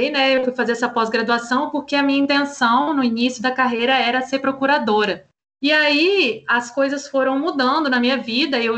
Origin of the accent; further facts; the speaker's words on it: Vitória, Espírito Santo, Brazil; eu sou capixaba, sou do Espírito Santo, sou de Vitória